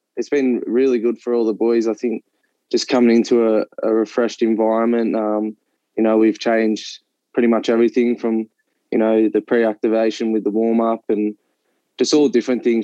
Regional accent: Central Coast, New South Wales, Australia; I grew up in on the Central Coast, just playing football there for Terrigal United

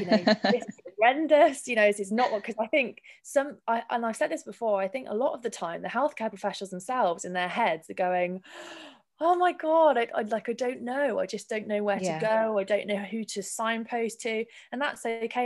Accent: Weymouth, South West England, United Kingdom; I'm from Weymouth, so it's down the road

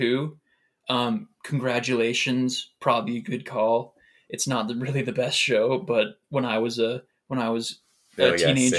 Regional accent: United States; Dang, I'm glad we're American.

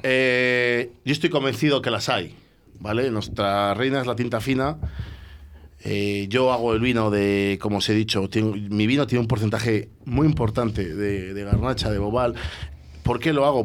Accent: Roa, Castile and León, Spain; also born or lived in Bordeaux; yo soy de Roa

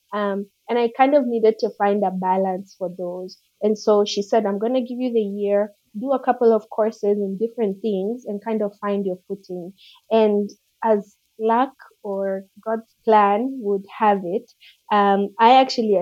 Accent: Nairobi, Kenya; I'm Kenyan. So I grew up in Kenya, in Nairobi

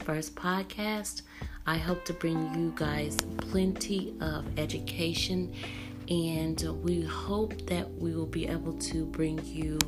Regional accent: United States

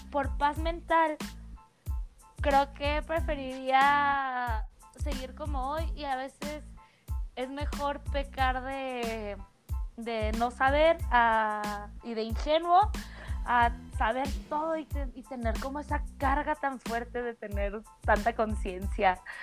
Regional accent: Mexico; soy mexicana

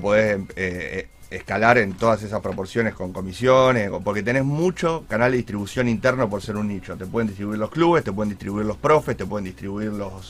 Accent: Argentina; yo soy argentino

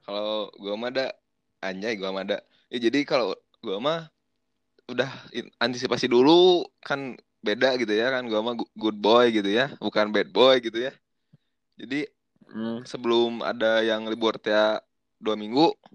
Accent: West Java, Indonesia; gue kan orang Sunda

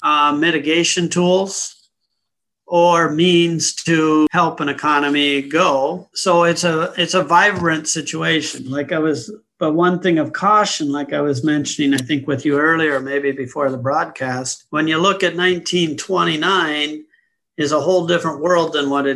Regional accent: United States; also born or lived in London; I'm an American. I was born and raised in the U.S.

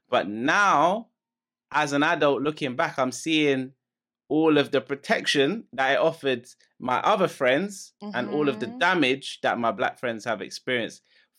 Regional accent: London, United Kingdom; we're talking about the like, the nostalgia and how things were when we were kids growing up in London

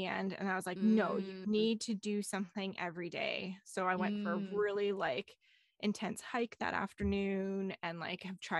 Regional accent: Alberta, Canada; moved away; I grew up in Alberta

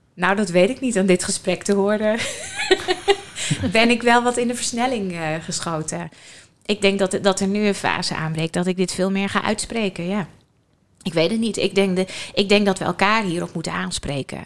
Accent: Friesland, Netherlands; ik kom zelf uit Friesland

